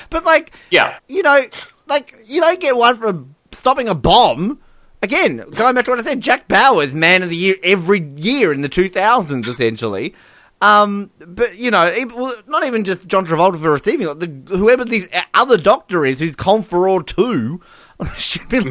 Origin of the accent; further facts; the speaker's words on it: Tasmania, Australia; I'm from Tasmania